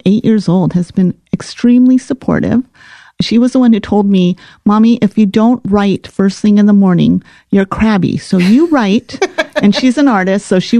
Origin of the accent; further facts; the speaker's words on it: Los Angeles, California, United States; moved away; also born or lived in Midwest; I grew up in Los Angeles at a time where I had a very large Japanese American community